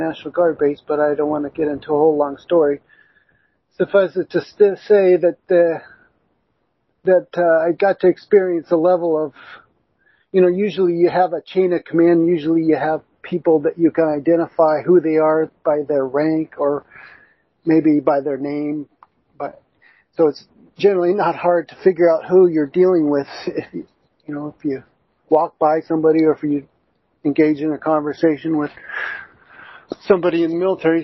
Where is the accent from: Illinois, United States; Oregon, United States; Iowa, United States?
Oregon, United States; Albany; I'm from Albany area in the valley